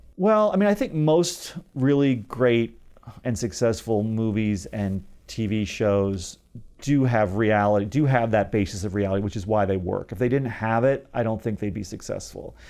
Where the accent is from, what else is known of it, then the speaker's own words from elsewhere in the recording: Dayton, Ohio, United States; moved away as an adult; also born or lived in Los Angeles; from Dayton, Ohio, where I was from